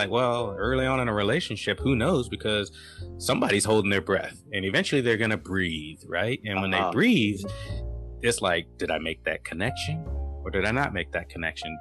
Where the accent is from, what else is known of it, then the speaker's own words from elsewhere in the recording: San Diego, California, United States; moved away; also born or lived in Norfolk, Virginia; I grew up in San Diego, which is a cultural melting pot